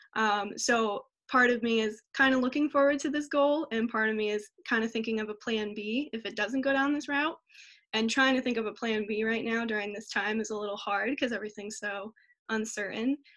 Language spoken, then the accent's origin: English; Pennsylvania, United States; I'm from Congletown, Pennsylvania